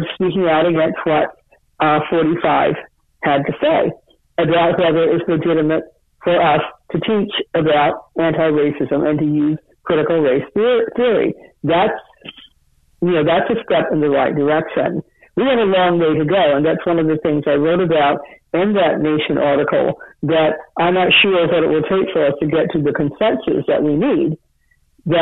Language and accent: English; Cleveland, Ohio, United States; I grew up in Cleveland, Ohio